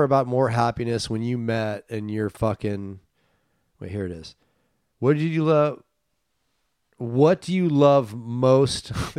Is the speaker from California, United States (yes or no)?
yes; Los Gatos, California, United States; also born or lived in San Francisco; I'm from the Bay Area.